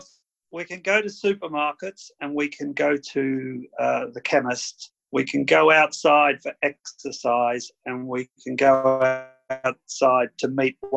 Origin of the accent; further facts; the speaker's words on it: Robinvale, Victoria, Australia; moved away as an adult; also born or lived in Ballarat; now in United Kingdom; So I was born in Romville in 63. My family were, like yours are, fruit blockies. I left Romville in 1991.